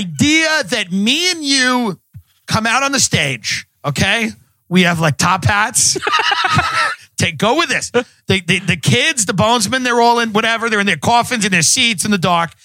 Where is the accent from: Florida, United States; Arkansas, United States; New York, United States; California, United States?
New York, United States; Long Island; I came from Long Island